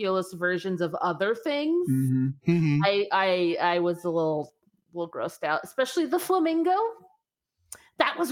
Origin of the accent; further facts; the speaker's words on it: Arizona, United States; I'm from Arizona